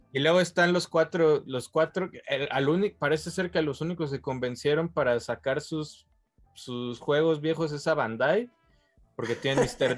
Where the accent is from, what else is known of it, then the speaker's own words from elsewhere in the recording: Mexico; como mexicanos, como latinoamericanos